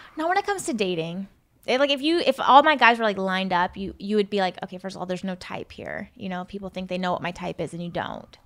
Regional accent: Seattle, Washington, United States; I'm from Seattle

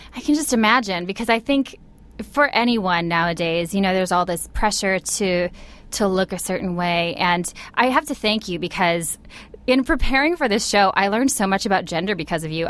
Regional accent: Midwest, United States; I grew up in the Midwest as well

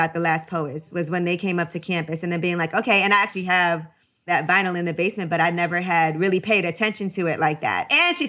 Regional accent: New York City, New York, United States; I grew up, I'm from Brooklyn. And so I feel like being from Brooklyn, hip hop was so big for us, especially in Flatbush.

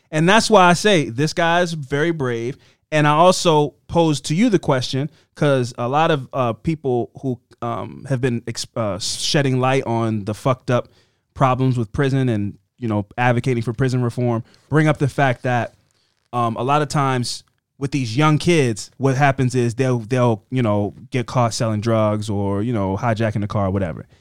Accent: Baltimore, Maryland, United States; we're two dudes from Baltimore.

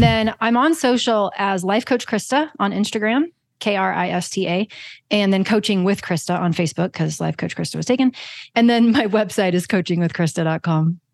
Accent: Kansas, United States; I'm from Kansas

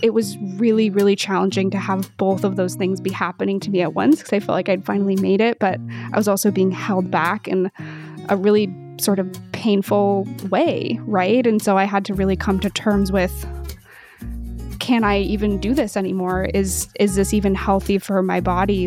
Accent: Pacific Northwest, United States; I grew up in the Pacific Northwest

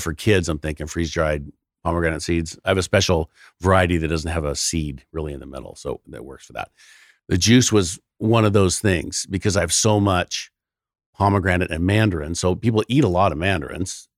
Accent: California, United States

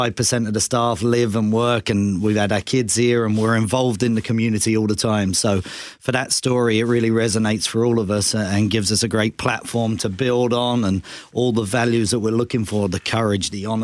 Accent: England, United Kingdom; now in Canada; I grew up in England

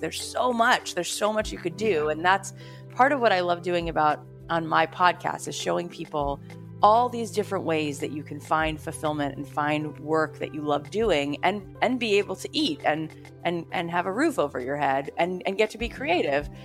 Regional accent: South Florida, United States; I grew up in South Florida

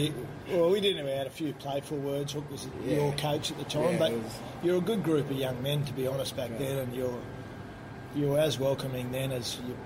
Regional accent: Western Queensland, Australia; also born or lived in Mount Isa; I grew up in Western Queensland

